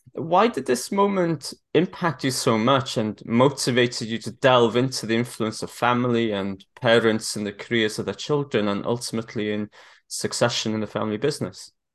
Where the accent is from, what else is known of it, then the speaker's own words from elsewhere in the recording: Wales, United Kingdom; moved away; I'm originally Welsh